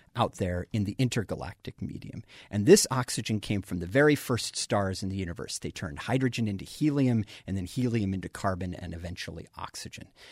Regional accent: Colorado, United States; I grew up in Colorado.

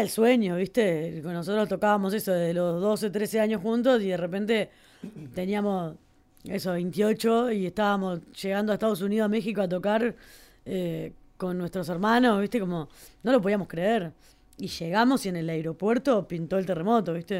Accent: Uruguay; Uruguay, que somos 4 millones de personas

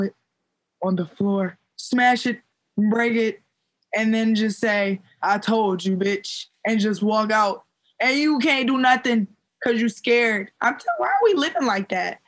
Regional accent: Maryland, United States; also born or lived in Baltimore, Maryland; I'm from Maryland

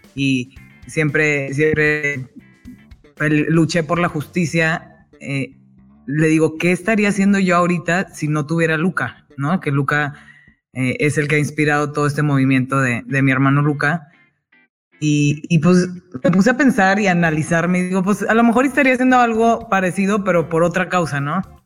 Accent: Monterrey, Nuevo León, Mexico; moved away as an adult; viví toda mi vida en Monterrey hasta que me casé hace 13 años

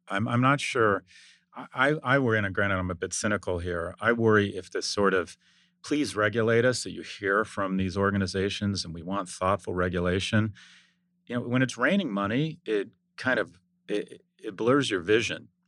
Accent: United States; as an American

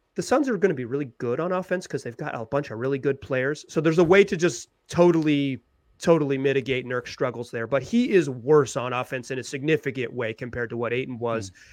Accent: Chapel Hill, North Carolina, United States; I'm a Carolina guy. Like, I grew up in Chapel Hill, North Carolina.

